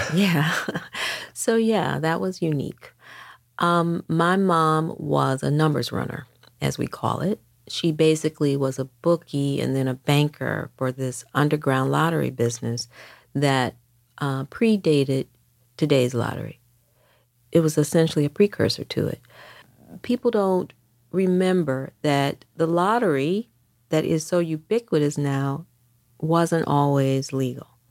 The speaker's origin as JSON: {"language": "English", "town": "Detroit", "region": "Michigan", "country": "United States", "tie": "born or raised there", "moved": "as an adult", "lives_now": "New York City, United States", "said": "I grew up in Detroit throughout the sixties and seventies"}